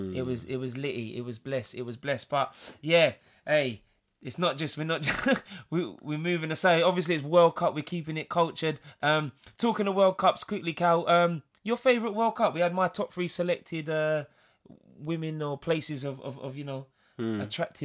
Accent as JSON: {"language": "English", "region": "England", "country": "United Kingdom", "said": "an Englishman who's been let down many times by my country"}